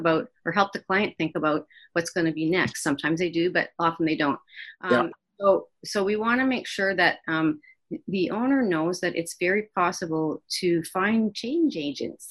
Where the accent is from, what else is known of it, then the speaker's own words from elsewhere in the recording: Kitchener, Ontario, Canada; also born or lived in Waterloo; I was born and raised in Kitchener, Waterloo